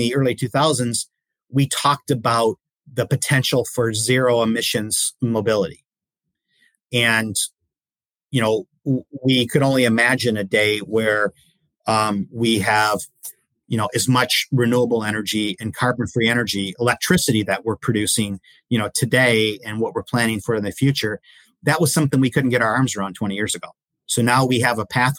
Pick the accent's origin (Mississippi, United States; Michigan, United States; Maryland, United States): Michigan, United States; Detroit; I grew up in the Detroit area